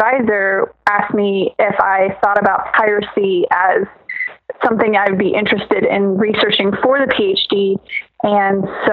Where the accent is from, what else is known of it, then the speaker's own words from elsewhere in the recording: Statesville, North Carolina, United States; also born or lived in Norfolk, Virginia; But then I spent the majority of my childhood in Statesville